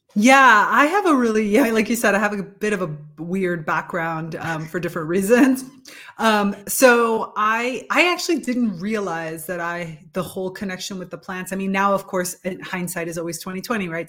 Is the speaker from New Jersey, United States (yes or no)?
no; Miami, Florida, United States; moved away as an adult; now in Italy; Growing up in South Florida, in Miami